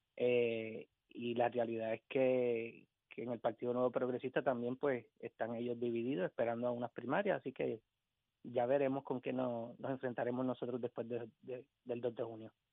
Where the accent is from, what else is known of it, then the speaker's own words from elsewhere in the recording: Puerto Rico; como familia puertorriqueña